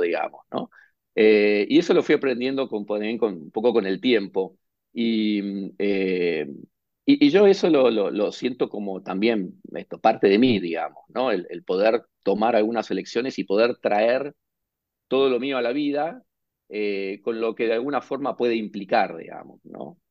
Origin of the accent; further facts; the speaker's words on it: Buenos Aires, Argentina; yo nací, nací en Buenos Aires, Argentina